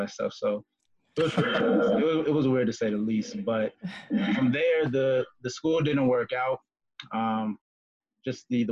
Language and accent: English; Woodbridge, Virginia, United States; I grew up in Woodbridge, Virginia with my brother and my mother and my grandmother